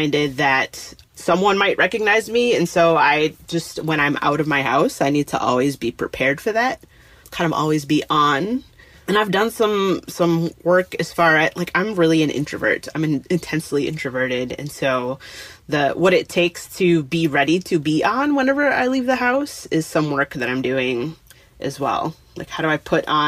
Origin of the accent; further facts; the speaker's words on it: Detroit, Michigan, United States; moved away as an adult; now in Minneapolis, United States; I didn't grow up here. I grew up in Detroit, but I moved here after college for a job and I've been here ever since.